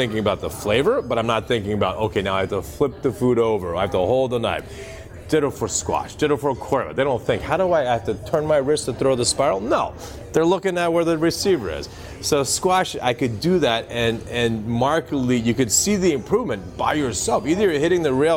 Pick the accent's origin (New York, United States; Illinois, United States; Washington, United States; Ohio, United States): Ohio, United States; Dayton; moved away as an adult; also born or lived in Newport Beach, California; now in Boston, United States; He was chief scientist at Wright-Patterson Air Force Base in Dayton, Ohio, which is why I ended up living there